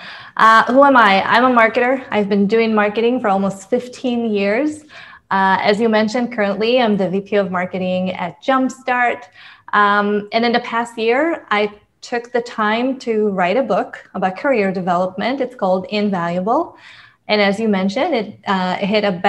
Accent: Israel; moved away; I'm originally from Israel. So when I graduated from high school, I actually enlisted to the army because in Israel, it is mandatory

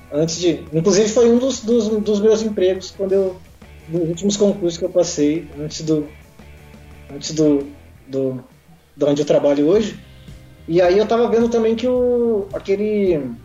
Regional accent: São Paulo, Brazil; moved away as an adult; also born or lived in Goiânia / Pantanal, Mato Grosso do Sul; now in Mato Grosso do Sul, Brazil; eu nasci em São Paulo, cresci em São Paulo

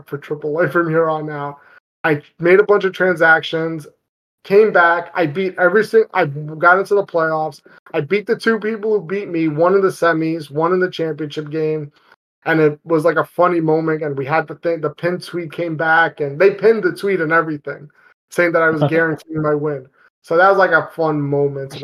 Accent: New York, United States; I grew up in New York. I'm a New Yorker through and through

